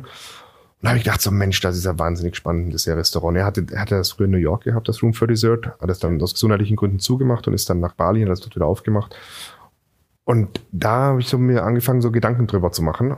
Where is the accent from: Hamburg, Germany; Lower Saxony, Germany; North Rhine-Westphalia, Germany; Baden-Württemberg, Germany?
Baden-Württemberg, Germany; Singen; now in Berlin, Germany; ich bin in Singen am Hundwil zur Schule gegangen